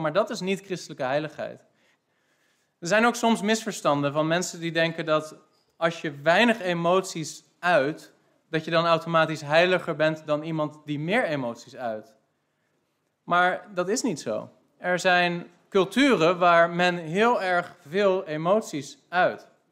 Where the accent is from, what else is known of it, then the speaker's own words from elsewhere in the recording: Netherlands; wij zijn als Nederlanders